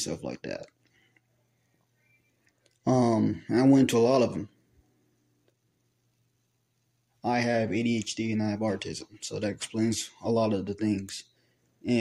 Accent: Dallas, Texas, United States; I was born in April 25th, 2003 in Dallas, Texas

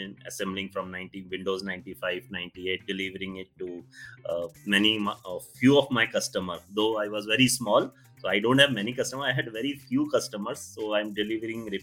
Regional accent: Gwalior, Madhya Pradesh, India; my hometown, Gwalior

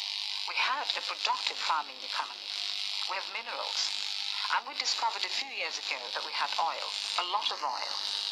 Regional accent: Nigeria; a Nigerian television journalist on the situation in my country.

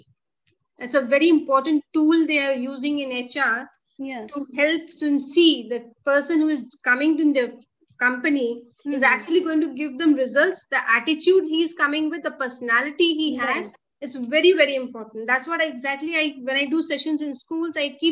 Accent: Kolkata, West Bengal, India; moved away as an adult; also born or lived in Delhi / Africa; I was from Calcutta.

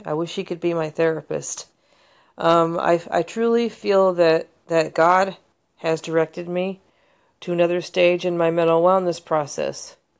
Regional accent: United States; as an American mental health consumer

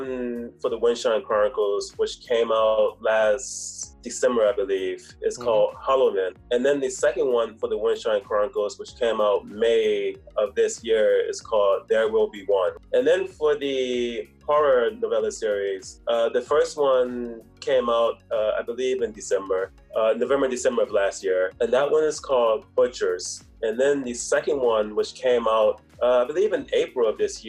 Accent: New Orleans, Louisiana, United States; moved away as an adult; also born or lived in Atlanta, United States / New York, United States / South Korea; now in Taipei, Taiwan; I'm originally from America, and my hometown is New Orleans, Louisiana.

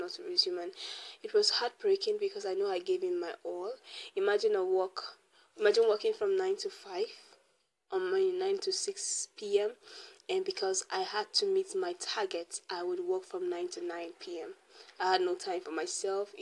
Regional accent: Nigeria; growing up in Nigeria, in an African home especially

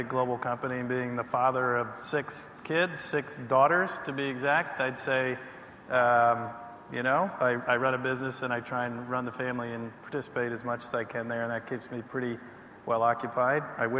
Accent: Washington, District of Columbia, United States; I was born and raised in the Washington, D.C. area where I still reside

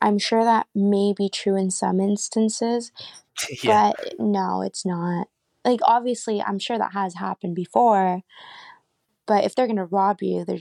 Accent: Windsor, Ontario, Canada; I am from Windsor, Ontario

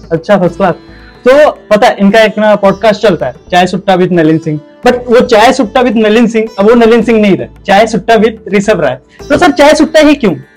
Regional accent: Uttar Pradesh, India; मैं यूपी से बिलोंग करता हूँ

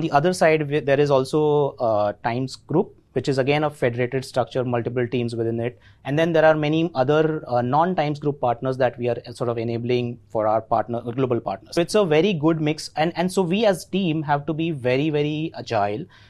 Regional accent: Ahmedabad, Gujarat, India; accent: Gujarati; first language Gujarati; English is a second language; I'm born and brought up in Ahmedabad. Gujarati. My mother tongue is Gujarati, so you know, probably you can see in my accent as well.

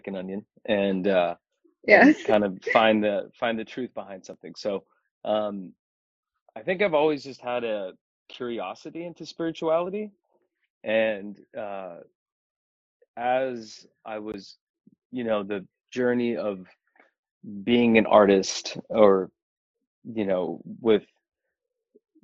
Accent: United States; it's funny being Indian and then being in the States, you know, when growing up here

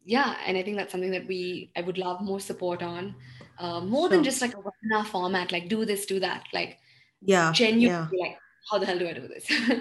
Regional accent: Belgaum, Karnataka, India; This is the quality of, you know, vegetables and produce I used to have growing up in Belgaum.

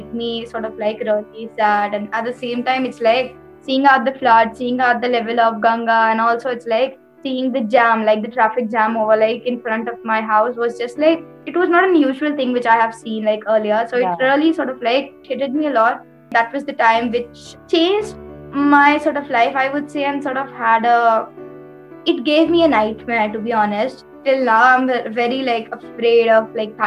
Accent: Uttarakhand, India; my home state, Uttarakhand

